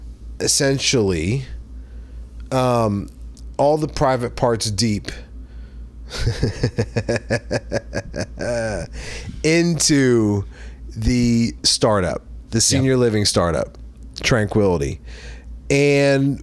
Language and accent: English; Charleston, South Carolina, United States; moved away as an adult; I moved back to my hometown of Charleston, South Carolina